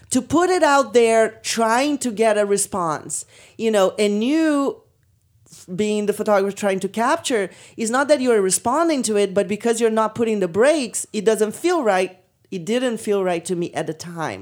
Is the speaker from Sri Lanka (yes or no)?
no; Brazil; moved away; I come from Brazil